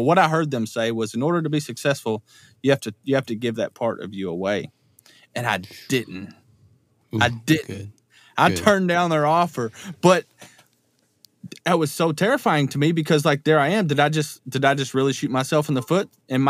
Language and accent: English; Richardsville, Kentucky, United States; moved away as an adult; also born or lived in Louisville, Kentucky; I'm from Richardsville, Kentucky